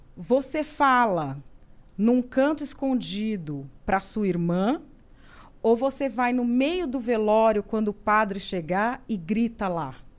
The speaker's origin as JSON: {"language": "Portuguese", "town": "Santo André", "region": "São Paulo", "country": "Brazil", "tie": "born or raised there", "moved": "yes", "lives_now": "Cotia, Brazil", "said": "eu sou nascida em Santo André"}